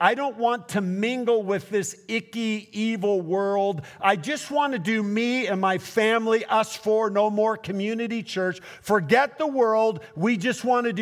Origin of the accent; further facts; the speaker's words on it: Portland, United States; I'm from Portland